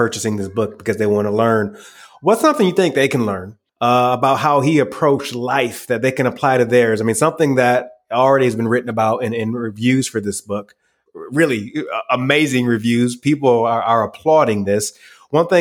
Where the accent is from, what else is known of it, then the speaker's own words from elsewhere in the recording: Michigan, United States; my home state of Michigan